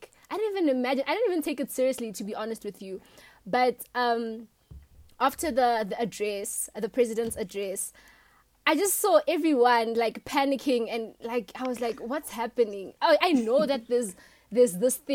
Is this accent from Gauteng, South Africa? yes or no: no; Limpopo, South Africa; from Limpopo